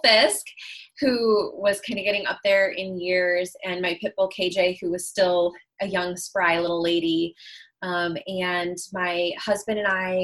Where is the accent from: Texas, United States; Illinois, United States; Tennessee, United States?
Illinois, United States; Chicago; where I grew up in Chicago